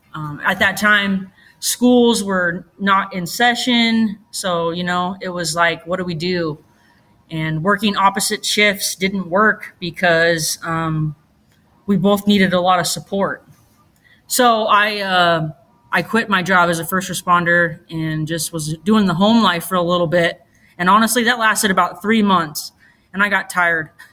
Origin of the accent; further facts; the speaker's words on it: Roseburg, Oregon, United States; born and raised in Roseburg, Oregon